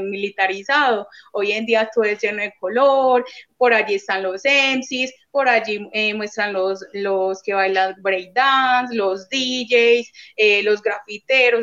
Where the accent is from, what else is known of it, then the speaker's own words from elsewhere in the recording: Medellín, Antioquia, Colombia; yo soy de la Comuna 13